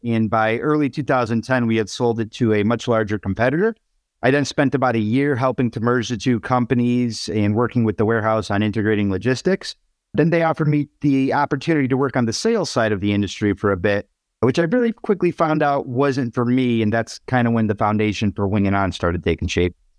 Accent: Waterbury, Connecticut, United States; my hometown of Waterbury, Connecticut

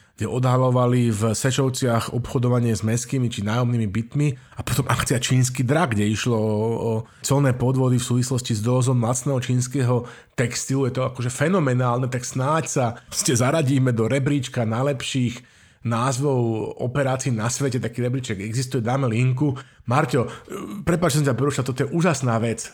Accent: Slovakia; Slováci my sa vždycky pýtame, že odkiaľ si

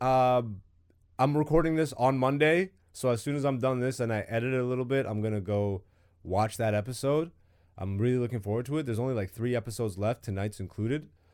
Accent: Canada; I'm super Canadian

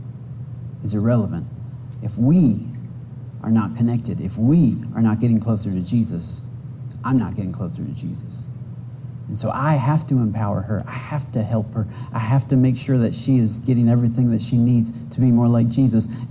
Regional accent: Michigan, United States; I'm from Michigan

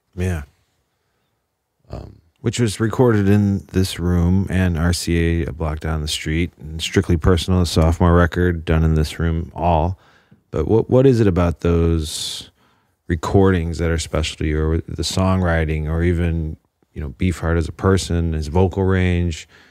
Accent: Chicagoland area, Indiana, United States; I'm from Indiana, Chicagoland area

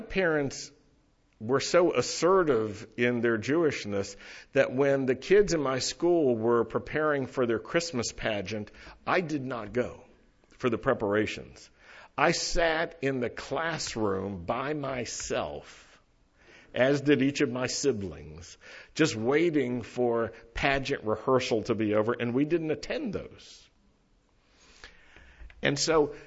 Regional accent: Roanoke, Virginia, United States; I grew up in Roanoke, Virginia

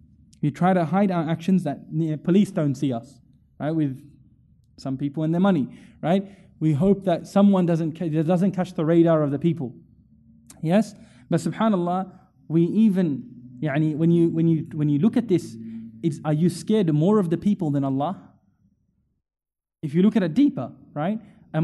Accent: India; I'm Indian, you know what I mean? I'm just a random guy from the area.

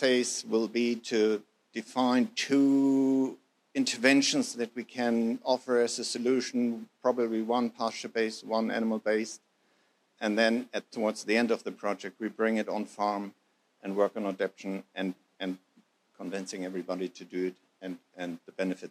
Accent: Germany; moved away as an adult; now in New Zealand; I'm German by birth, as you probably have heard by now, but Kiwi by heart

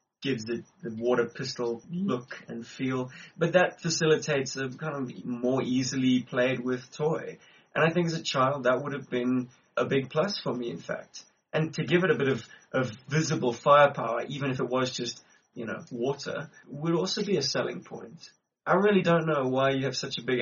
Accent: Cape Town, Western Cape, South Africa; now in Johannesburg, South Africa; back in my hometown, which is Cape Town

